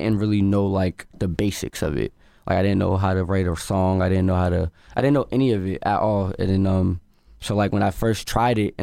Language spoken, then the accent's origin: English; Boston, Massachusetts, United States; I'm an artist from Dorchester.